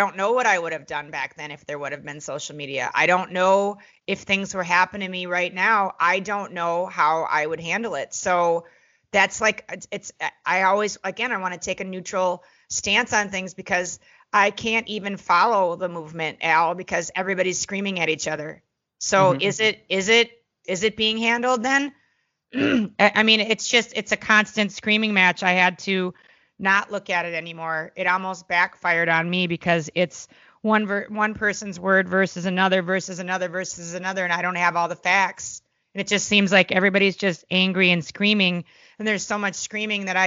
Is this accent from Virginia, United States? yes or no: no; Minneapolis, Minnesota, United States; I grew up in Minneapolis, Minnesota with a bunch of American Indians